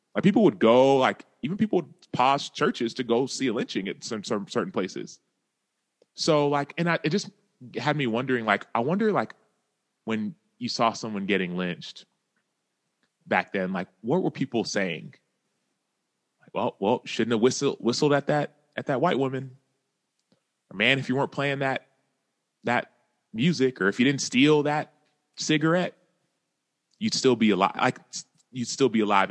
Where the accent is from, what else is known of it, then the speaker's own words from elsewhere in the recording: Dallas, Texas, United States; I grew up in Dallas, Texas.